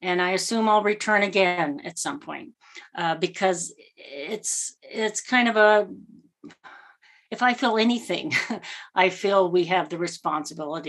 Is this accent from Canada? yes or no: no; United States; I'll speak as an American